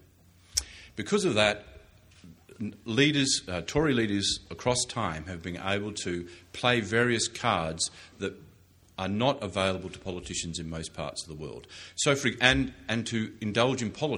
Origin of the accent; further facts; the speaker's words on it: Australia; moved away as an adult; now in Alberta, Canada; You'll notice that from my accent and from the introduction, I grew up in Australia.